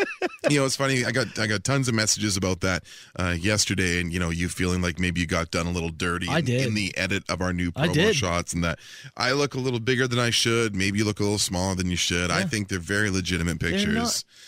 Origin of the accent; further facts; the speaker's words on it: Canada; they need to see a document that proves that I'm a Canadian.